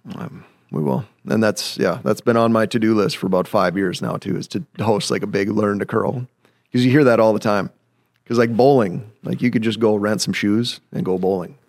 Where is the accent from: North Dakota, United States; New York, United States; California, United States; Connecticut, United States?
North Dakota, United States; Grafton; So I'm from Grafton, North Dakota. Very, very proud to be from Grafton, North Dakota.